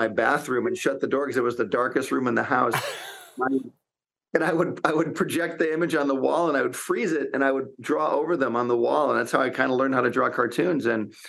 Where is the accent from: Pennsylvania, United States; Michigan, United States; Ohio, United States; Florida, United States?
Michigan, United States; Detroit; moved away; I'm actually from near where you guys, I'm from Michigan originally. In fact, we used to go to Windsor, Canada all the time because I'm from the Detroit area. So I was born in Michigan.